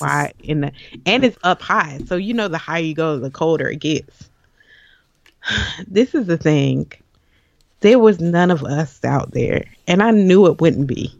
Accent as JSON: {"language": "English", "town": "Jacksonville", "region": "Florida", "country": "United States", "tie": "born or raised there", "said": "I am a Jacksonville native"}